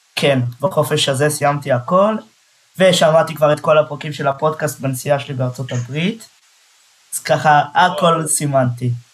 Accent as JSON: {"language": "Hebrew", "town": "Netanya", "region": "Central District", "country": "Israel", "said": "אני מנתניה"}